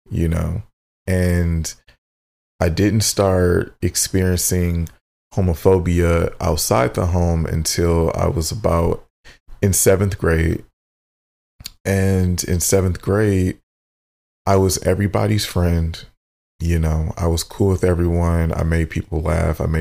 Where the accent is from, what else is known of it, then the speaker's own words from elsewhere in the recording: Midwest, United States; growing up in the Midwest in a black family, we, for the majority, tend to be, you know, of the Christian faith or Baptist or whatever you have